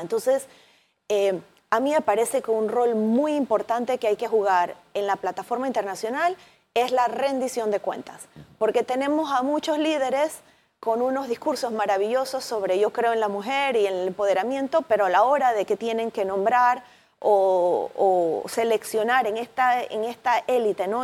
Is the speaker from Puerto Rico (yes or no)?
no; Panama